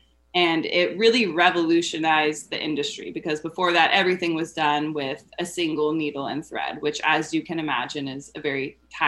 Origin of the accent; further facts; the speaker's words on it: San Antonio, Texas, United States; For me, the experience of growing up in Texas and specifically San Antonio was always that it was kind of a boring place